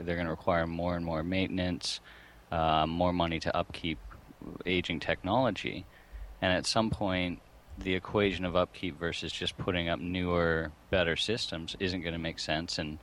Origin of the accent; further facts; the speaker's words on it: Canada; We're both Canadian